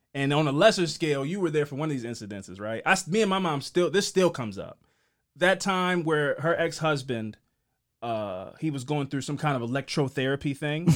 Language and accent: English; Baltimore, Maryland, United States; we grew up here in Baltimore